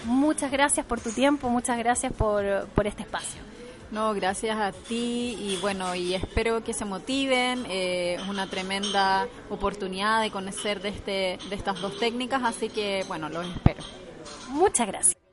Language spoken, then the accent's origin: Spanish; Santiago, Santiago Metropolitan Region, Chile; yo soy de Santiago